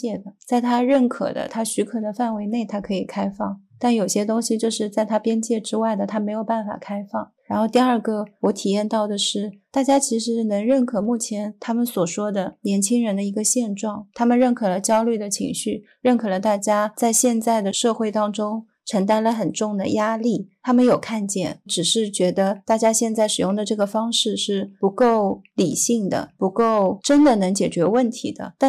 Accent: Hangzhou, Zhejiang, China; born there; 我出生在杭州，灵隐寺是我们非常著名的景点之一，就像雷峰塔一样。

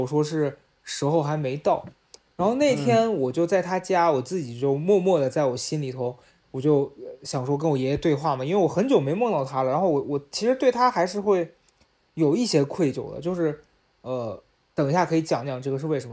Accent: Xi'an, Shaanxi, China; moved away as an adult; now in Beijing, China; 从北京回到西安去跟家里人，呃，处理后事儿

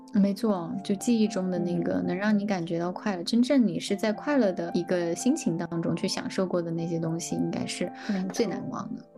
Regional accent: Sichuan, China; moved away; 我的吃货的这个基因就是在四川，就我老家被培养出来的

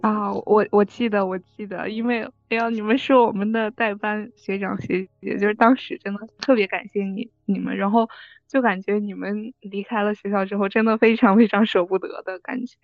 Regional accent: Northeast China, China; 我是东北人

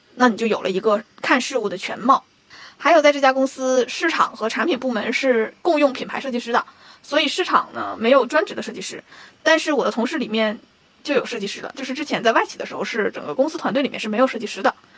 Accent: Northeast China, China; moved away as an adult; 我出生在东北的一座小城的普通工薪阶层家庭

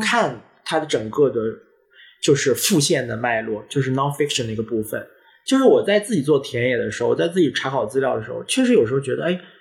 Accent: Nanjing, Jiangsu, China; now in Hong Kong; 我是在南京长大的，南京其实也是一个非常有历史的城市

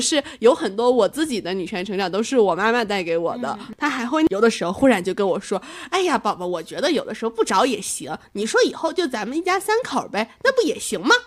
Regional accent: Northeast China, China; accent: Northeastern (Dongbei) dialect; moved away as an adult; now in Chengdu, China; 还是希望我回到东北那面

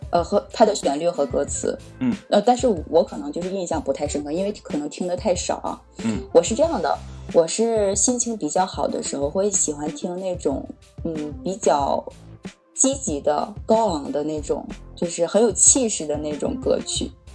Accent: Northeast China, China; also born or lived in Beijing; now in Tianjin, China; 我是东北人，对。 在北京待过，现在在天津

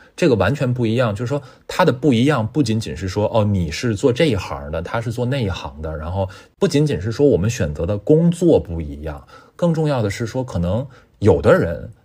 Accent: Tianjin, China; Amber 是我的天津老乡啊，呃，我们都是天津人

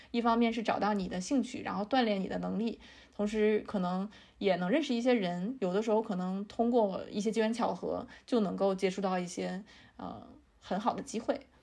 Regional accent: China; 我们中国人还是挺容易焦虑的

